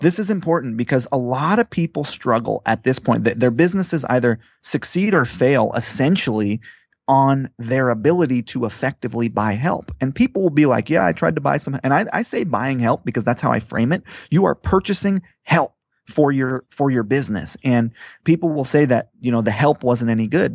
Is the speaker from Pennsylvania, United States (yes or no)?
no; Hawaii, United States; moved away; I grew up on Hawaii, but I never lived on the beach